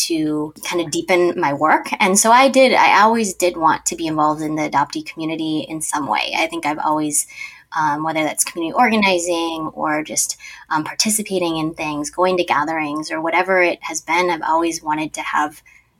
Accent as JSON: {"language": "English", "region": "Minnesota", "country": "United States", "tie": "born or raised there", "also_born_or_lived": "South Korea", "said": "I was born in South Korea alongside the both of you, but also just grew up in the land of gazillion adoptees, or as we call it, Minnesota"}